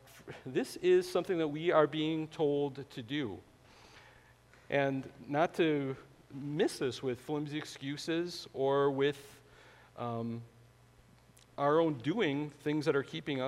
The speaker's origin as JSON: {"language": "English", "region": "Wisconsin", "country": "United States", "tie": "born or raised there", "said": "I was born in Wisconsin"}